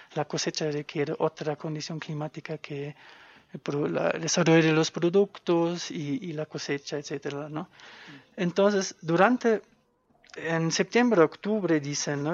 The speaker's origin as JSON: {"language": "Spanish", "region": "a small village in western Germany", "country": "Germany", "tie": "born or raised there", "moved": "as an adult", "said": "soy de Alemania. Em, vengo de un pueblo chiquitito"}